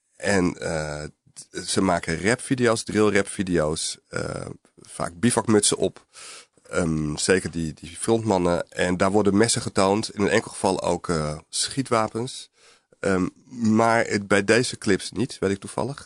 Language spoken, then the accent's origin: Dutch; Alkmaar, North Holland, Netherlands; also born or lived in Amsterdam; ik ben geboren in Amsterdam, maar ik groeide vanaf mijn vijfde tot mijn achttiende op, op in een, eh, eh, arbeiderswijk eigenlijk in de buurt van Alkmaar